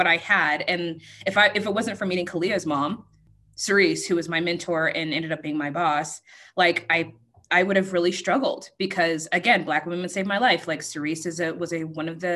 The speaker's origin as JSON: {"language": "English", "region": "Colorado", "country": "United States", "tie": "born or raised there", "said": "I grew up in Colorado."}